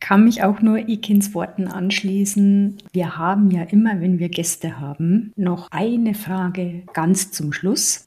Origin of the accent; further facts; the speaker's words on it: Bavaria, Germany; ich komme aus Bayern